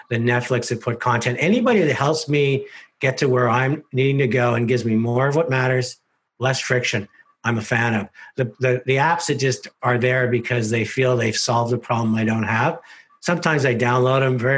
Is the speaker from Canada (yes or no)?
yes; Canada; which is the magic of being Canadian and everything we stand for